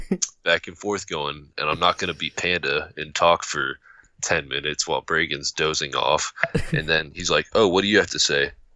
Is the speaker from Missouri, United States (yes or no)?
yes; Missouri, United States; I'm from Missouri